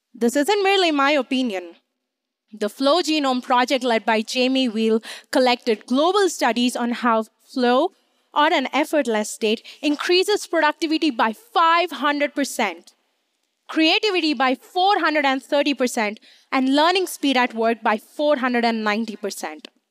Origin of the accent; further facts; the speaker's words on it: India; moved away as an adult; now in United States; I grew up in India